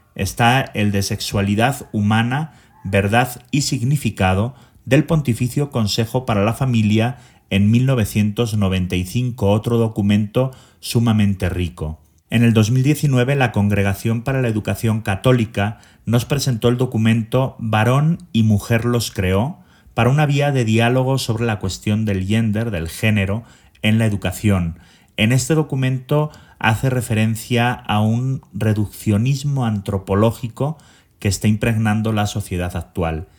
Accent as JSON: {"language": "Spanish", "town": "Zaragoza", "region": "Aragon", "country": "Spain", "tie": "born or raised there", "moved": "as an adult", "lives_now": "Mexico City, Mexico", "said": "Soy originario de Zaragoza, España y llevo en México más de 27 años"}